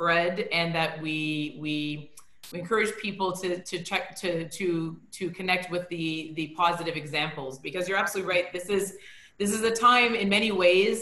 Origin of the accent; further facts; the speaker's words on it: Toronto, Ontario, Canada; I was born and I grew up in Toronto